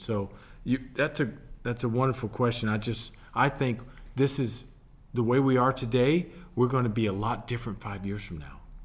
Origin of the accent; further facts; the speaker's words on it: Milwaukee, Wisconsin, United States; moved away; as a kid growing up in Milwaukee, Wisconsin